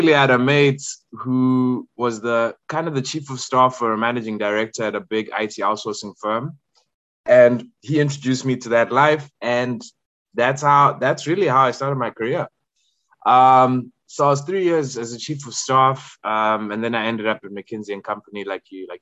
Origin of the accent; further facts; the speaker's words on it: Zimbabwe; moved away as an adult; also born or lived in KwaZulu-Natal, South Africa; born and raised in Zim.